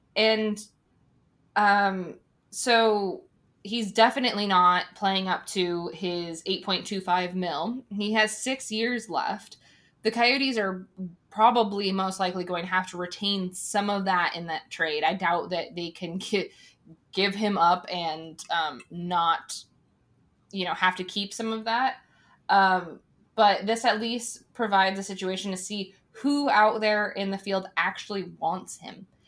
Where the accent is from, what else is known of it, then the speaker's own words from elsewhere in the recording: Arizona, United States; in Arizona, we ha, we're a state that has so many different people that have come from so many different places